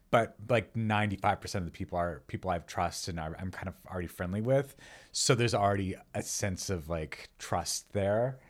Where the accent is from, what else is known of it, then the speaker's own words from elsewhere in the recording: New Mexico, United States; also born or lived in Los Angeles, United States; now in Encino, United States; I'm from New Mexico. So we wrote, we wrote, wrote a lot of recipes that sort of reflect the food that we grew up eating